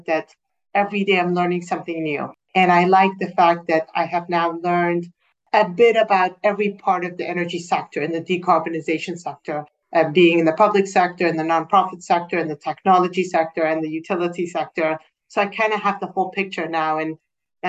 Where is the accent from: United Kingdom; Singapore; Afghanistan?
Afghanistan; Kabul; English is a second language; moved away; also born or lived in California; I'm originally from Kabul, Afghanistan